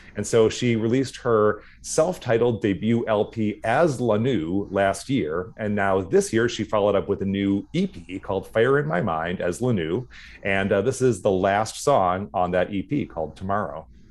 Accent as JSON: {"language": "English", "town": "Duluth", "region": "Minnesota", "country": "United States", "tie": "born or raised there", "also_born_or_lived": "St. Paul, United States", "said": "when I was starting second grade, we moved to Duluth"}